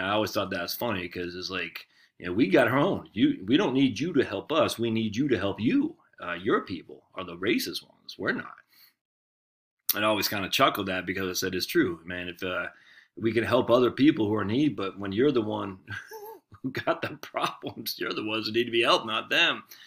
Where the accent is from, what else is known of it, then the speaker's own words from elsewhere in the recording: United States; I'm proud of being American